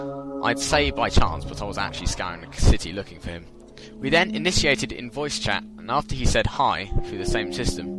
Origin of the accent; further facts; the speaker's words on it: England, United Kingdom; accent: English; he noticed my English accent